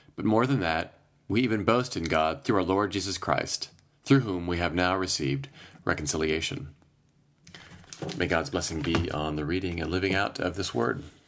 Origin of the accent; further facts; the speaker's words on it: Iowa, United States; now in Chicago, United States; I was home, back in my home state of Iowa for a few days